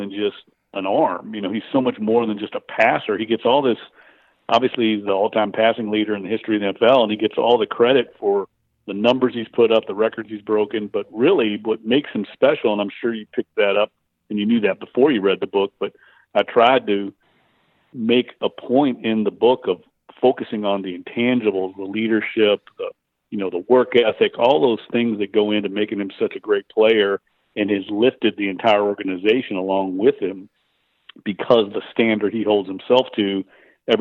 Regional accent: Louisville, Kentucky, United States; moved away; I grew up in Louisville, Kentucky

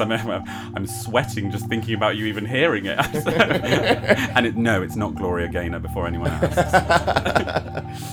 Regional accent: the north of England, United Kingdom; now in London, United Kingdom; two northerners in London

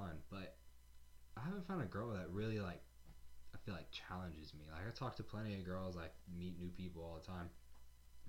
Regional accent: the South, United States; I'm proud I'm from the South, and I like my Southern style of heritage

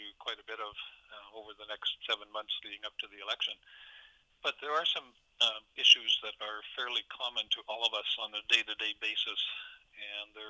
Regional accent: Kootenay region, British Columbia, Canada; So for me, it's like going home. It's my old region. I know people in all the communities

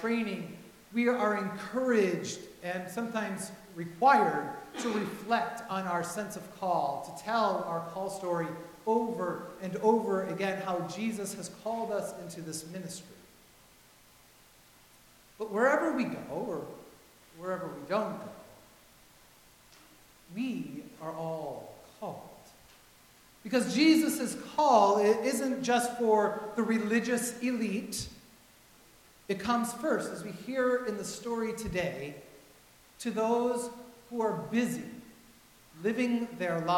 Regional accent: Vermilion, Ohio, United States; moved away; I was ordained in my hometown of Vermillion, Ohio.

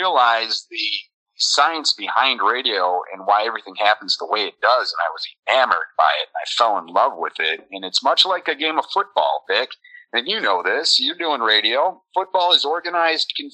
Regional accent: St. Joseph, Michigan, United States; born or raised there; moved away as an adult; also born or lived in Evanston, Illinois / Lansing area, Michigan

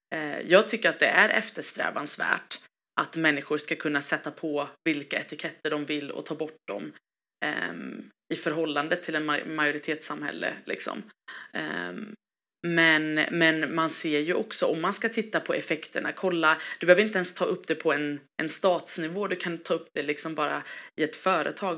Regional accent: Gothenburg, Västra Götaland, Sweden; jag är ju eh, svensk, jag är göteborgare, jag är hissingsbo

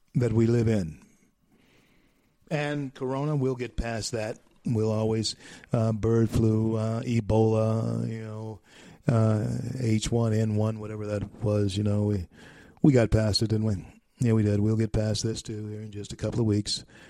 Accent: Louisiana, United States; now in Colorado, United States; my home state of Louisiana, even though I'm here in Colorado now

